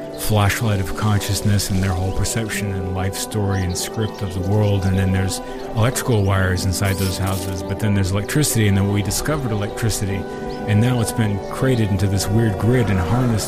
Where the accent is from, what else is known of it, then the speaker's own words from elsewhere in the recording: Austin, Texas, United States; Growing up in Austin